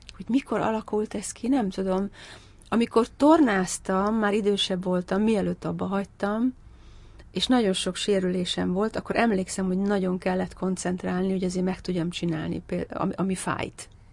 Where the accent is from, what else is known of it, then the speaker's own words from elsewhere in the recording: Hungary; moved away as an adult; now in London, United Kingdom; magyar vagyok